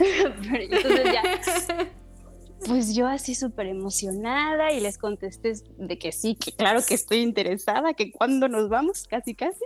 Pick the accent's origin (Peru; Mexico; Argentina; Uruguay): Mexico; also born or lived in Morelos / Mexico City / Playa del Carmen; somos los mexicanos